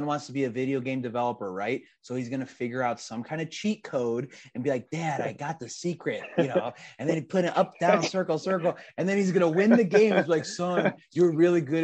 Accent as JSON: {"language": "English", "town": "Chicago", "region": "Illinois", "country": "United States", "said": "we're both from Chicago"}